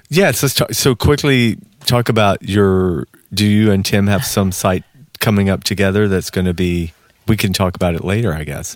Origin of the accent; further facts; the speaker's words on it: Georgia, United States; moved away as an adult; now in Los Angeles, United States; I'm sitting there from Georgia